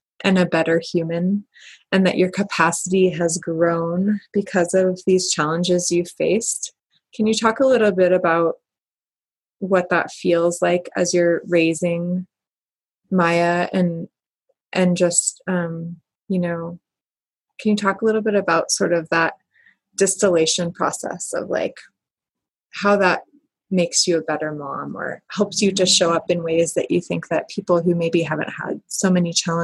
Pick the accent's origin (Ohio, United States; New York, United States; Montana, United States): Montana, United States; Kalispell; I'm from Kalispell